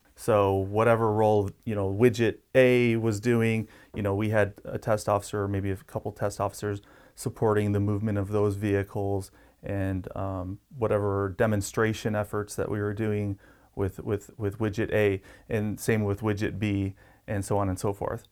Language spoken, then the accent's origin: English; Detroit, Michigan, United States; moved away as an adult; now in Yuma, United States; I grew up in the Motor City